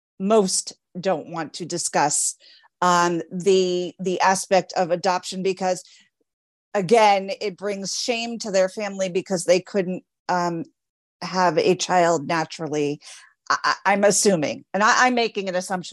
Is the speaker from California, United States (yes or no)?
no; near Scranton, a very small town in Pennsylvania, United States; moved away as an adult; also born or lived in Florida; I am a Jewish birth mom from a very small town in Pennsylvania